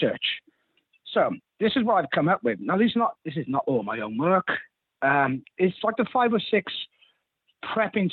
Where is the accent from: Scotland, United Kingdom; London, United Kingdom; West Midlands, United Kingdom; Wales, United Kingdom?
Wales, United Kingdom; I'm from Wales.